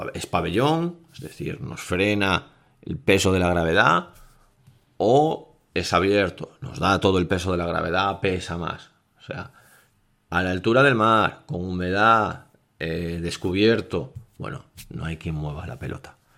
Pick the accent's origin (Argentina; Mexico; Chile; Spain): Spain; Vigo, Galicia; yo soy de Vigo